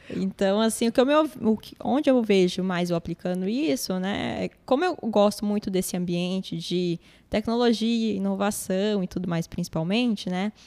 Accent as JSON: {"language": "Portuguese", "country": "Brazil", "tie": "born or raised there", "said": "minha família é árabe, cresci aqui no Brasil"}